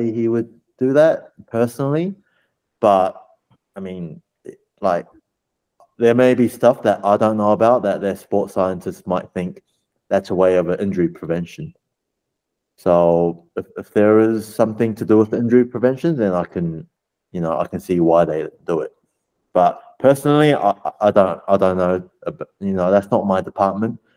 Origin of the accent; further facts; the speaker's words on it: New Zealand; moved away; I grew up in New Zealand